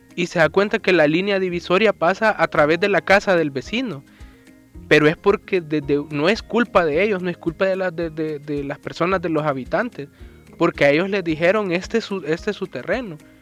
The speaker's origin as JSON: {"language": "Spanish", "country": "El Salvador", "said": "como salvadoreños estamos en obligación de pagar impuestos"}